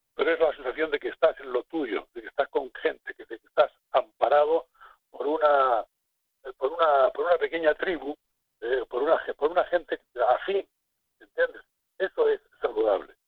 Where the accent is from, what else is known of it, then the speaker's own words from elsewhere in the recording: Garrucha, Andalusia, Spain; moved away; Yo soy de Garrucha, Almería.